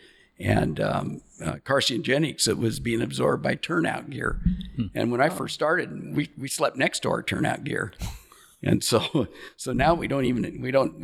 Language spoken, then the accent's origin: English; Astoria, Oregon, United States; we call it Native Born Astorians. And so there's not many of us in our class that has graduated and stayed here